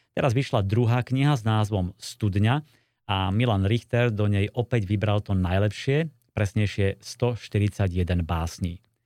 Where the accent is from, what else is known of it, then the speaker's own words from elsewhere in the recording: Slovakia; u nás na Kopaniciach